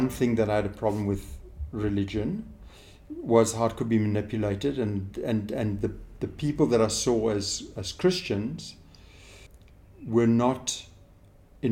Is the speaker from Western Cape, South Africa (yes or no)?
yes; Stellenbosch, Western Cape, South Africa; I grew up in Stellenbosch